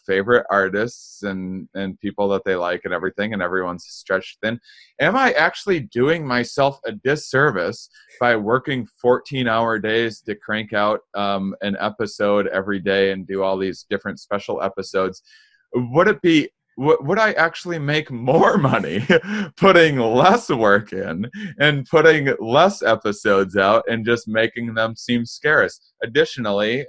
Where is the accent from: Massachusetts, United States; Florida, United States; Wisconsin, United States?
Wisconsin, United States; I'm from Wisconsin